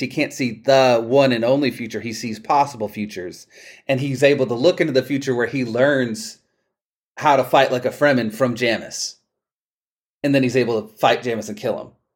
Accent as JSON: {"language": "English", "town": "Palestine", "region": "Texas", "country": "United States", "tie": "born or raised there", "said": "my hometown of Palestine, Texas"}